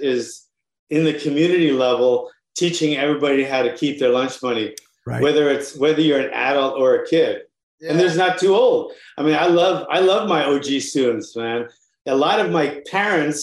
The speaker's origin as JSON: {"language": "English", "town": "Honolulu", "region": "Hawaii", "country": "United States", "tie": "born or raised there", "said": "I got started in Honolulu, Hawaii. I'm from Honolulu, Hawaii."}